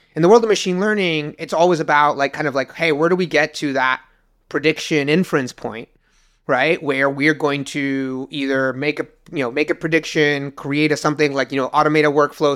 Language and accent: English; Uruguay; moved away as an adult; now in United States; I moved from Uruguay to the U S and, uh, to go to college.